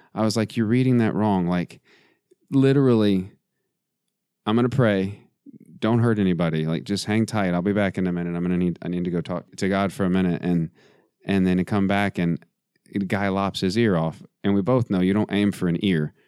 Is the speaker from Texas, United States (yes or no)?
yes; West Texas, United States; I am from West Texas, hmm. not far not far, uh, a couple hours from the border